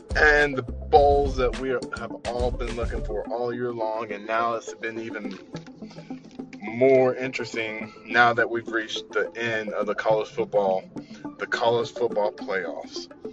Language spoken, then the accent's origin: English; Arkansas, United States; I'm from Arkansas